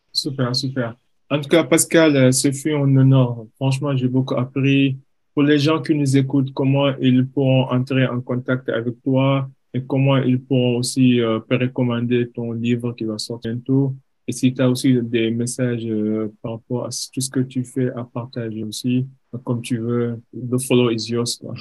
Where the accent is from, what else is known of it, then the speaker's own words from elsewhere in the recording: Senegal; en, tant qu'Africains, en tant que Sénégalais, on grandit avec certains stéréotypes